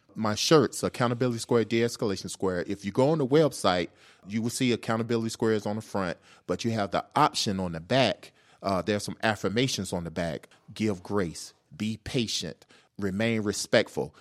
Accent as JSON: {"language": "English", "town": "Atlanta", "region": "Georgia", "country": "United States", "tie": "born or raised there", "said": "I'm from Atlanta, born and raised"}